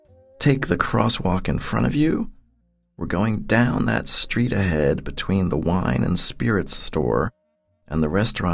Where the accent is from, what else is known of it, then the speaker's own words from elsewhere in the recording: New York, United States; moved away as an adult; now in Paris, France; there I was, a young black man growing up in a difficult family, just a few subway stops away in the Bronx.